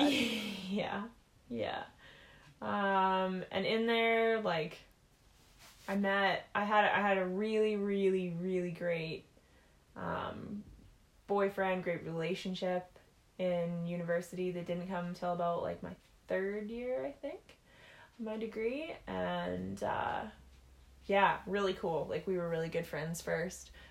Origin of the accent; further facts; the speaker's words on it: Penticton, British Columbia, Canada; now in Saskatchewan, Canada; a small town called Penticton, BC. But then I moved to Saskatchewan